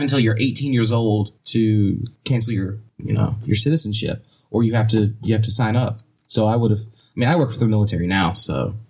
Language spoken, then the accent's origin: English; United States; now in South Korea; no, I was born in the States.